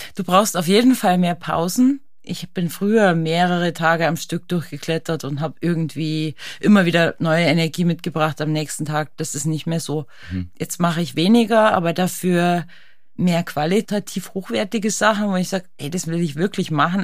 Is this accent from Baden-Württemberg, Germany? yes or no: no; Berchtesgaden, Bavaria, Germany; ich liebe meine Heimat, die Alpen, Berchtesgaden